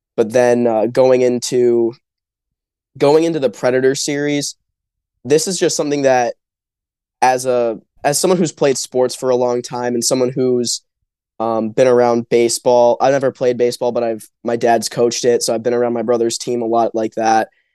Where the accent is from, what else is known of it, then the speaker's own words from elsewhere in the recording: Grand Rapids, Michigan, United States; we're both from Grand Rapids